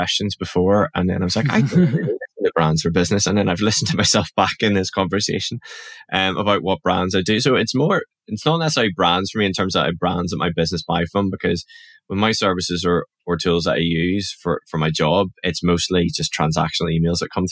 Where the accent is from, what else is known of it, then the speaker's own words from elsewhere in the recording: Northern Ireland, United Kingdom; accent: Northern Irish; my Northern Irish accent